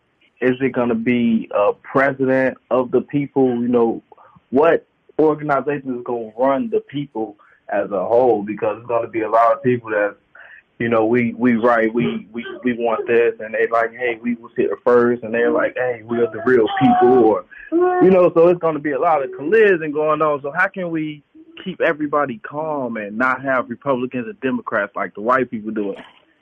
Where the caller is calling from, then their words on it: Madison, Wisconsin, United States; This is …. I'm calling from Madison, Wisconsin.